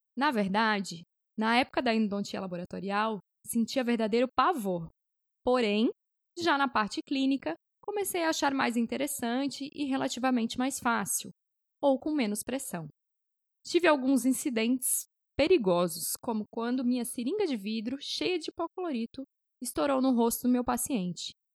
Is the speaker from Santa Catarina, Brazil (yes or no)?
yes; Blumenau, Santa Catarina, Brazil; moved away as an adult; now in Fortaleza, Brazil; Sou natural de Blumenau, Santa Catarina